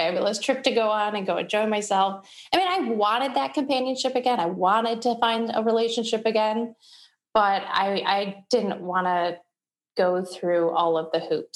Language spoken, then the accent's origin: English; Kalamazoo, Michigan, United States; moved away as an adult; now in Chicago, United States; I'm from Michigan originally. I grew up in Kalamazoo, Michigan.